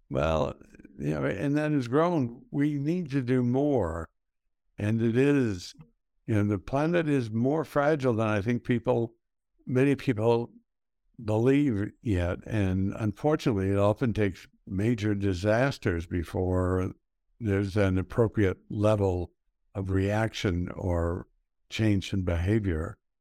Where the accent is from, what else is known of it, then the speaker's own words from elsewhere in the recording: El Paso, Texas, United States; I grew up in El Paso, Texas. I grew up in the west side of El Paso.